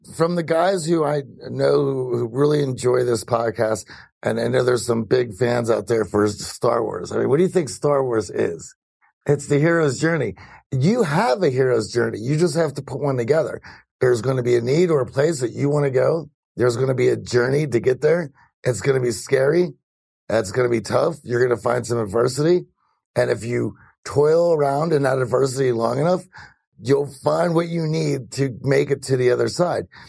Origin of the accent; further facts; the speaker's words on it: Greensburg, Pennsylvania, United States; I was born in Greensburg, Pennsylvania